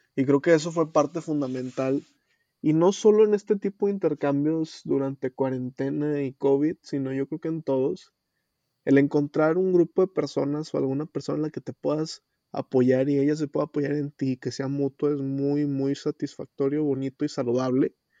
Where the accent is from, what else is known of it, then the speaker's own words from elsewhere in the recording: Mexico; moved away as an adult; now in Spain; como joven y como mexicano